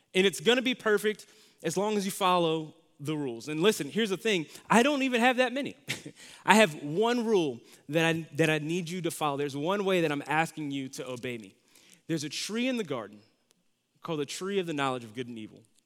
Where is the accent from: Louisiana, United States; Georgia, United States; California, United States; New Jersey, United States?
Louisiana, United States; moved away; also born or lived in Dallas, Texas; so after I lived in Louisiana, we moved to Dallas, Texas